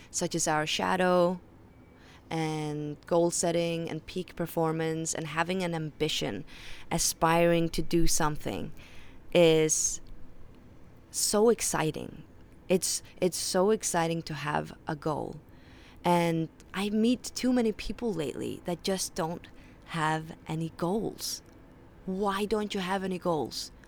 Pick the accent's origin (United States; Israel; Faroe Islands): Faroe Islands; accent: Faroese; first language Faroese; English is a second language; English is my third language, so if you detect an accent, that is why. My first language is Faroese, my second language is Danish, and then my third language is English.